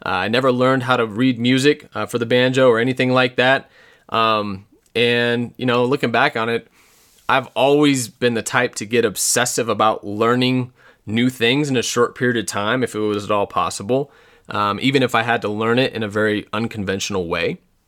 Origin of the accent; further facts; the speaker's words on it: Parker, Colorado, United States; also born or lived in Wind River Indian Reservation, Wyoming; I was born in 1985 in Wyoming on the Wind River Indian Reservation. And shortly thereafter, we moved to Parker, Colorado for my dad's first job.